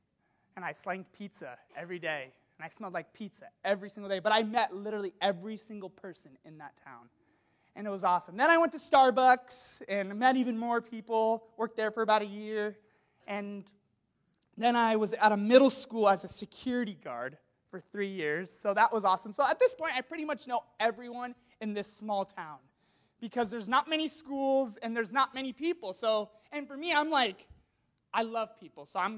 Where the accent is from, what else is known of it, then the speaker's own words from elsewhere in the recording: Walla Walla, Washington, United States; I'm from Walla Walla, so if you've never heard of Walla Walla, Walla Walla is like Pasadena meets Napa Valley